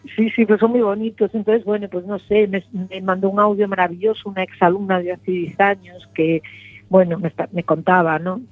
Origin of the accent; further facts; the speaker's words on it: Lugo, Galicia, Spain; moved away as an adult; now in A Coruña, Spain; soy de Lugo y me crié allí